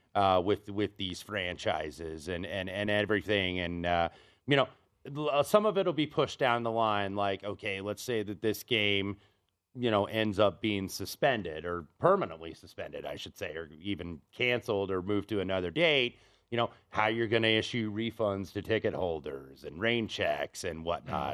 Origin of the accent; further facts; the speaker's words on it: Indianapolis, Indiana, United States; I grew up in Indianapolis